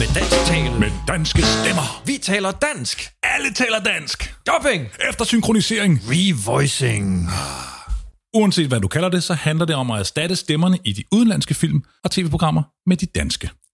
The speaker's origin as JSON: {"language": "Danish", "town": "Copenhagen", "region": "Capital Region of Denmark", "country": "Denmark", "said": "jeg er københavner"}